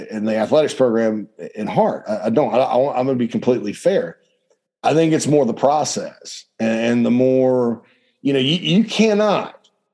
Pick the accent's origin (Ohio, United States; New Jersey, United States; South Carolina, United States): South Carolina, United States; Spartanburg; my hometown of Spartanburg, South Carolina, upstate South Carolina